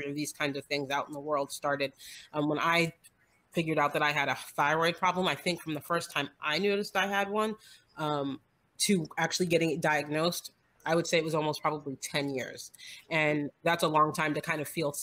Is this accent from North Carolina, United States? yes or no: no; New Jersey, United States; moved away as an adult; now in Georgia, United States; I am in Georgia. I grew up in New Jersey. I think I've been in Georgia now for 22 years